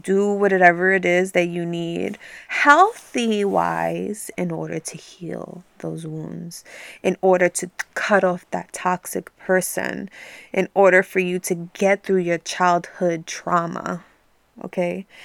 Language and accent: English; New York City, New York, United States; now in New Jersey, United States; I was born and raised in New York